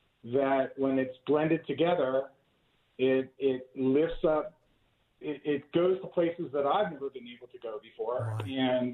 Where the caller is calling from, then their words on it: Camp Atterbury, Indiana, United States; Camp Atterbury, Indiana.